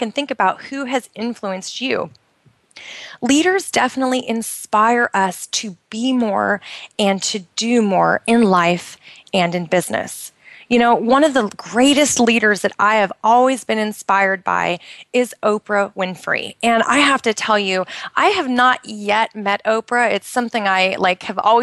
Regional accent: United States; moved away as an adult; now in Bahrain; I'm originally from the United States, and we've been over here for a couple of years

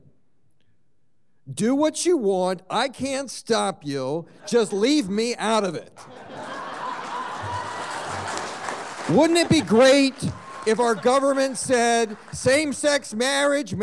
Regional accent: Washington, District of Columbia, United States; I was born and raised in and around Washington, D.C.

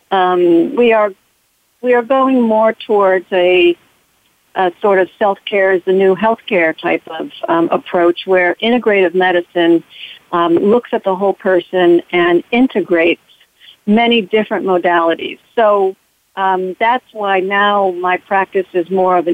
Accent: Southern California, United States; now in Long Island, United States; I grew up in Southern California during the 70s

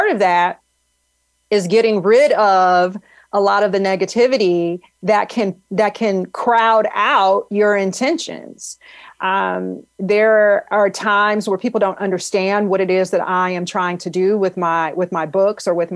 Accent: Detroit, Michigan, United States; I grew up in Detroit

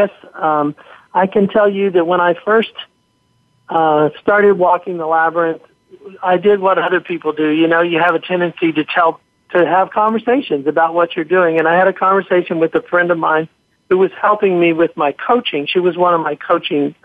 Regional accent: Central Ohio, United States; moved away; I'm originally from Central Ohio, and I had family there

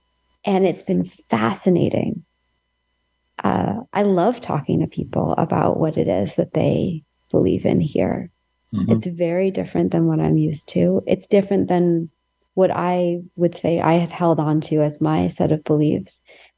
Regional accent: California, United States; And I'm coming from California, so you can just import whatever stereotype you have about California.

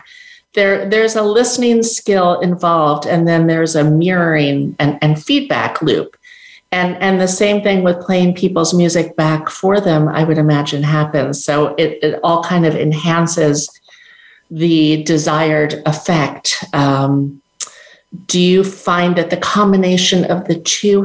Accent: New York City, New York, United States; moved away; I'm from New York City originally

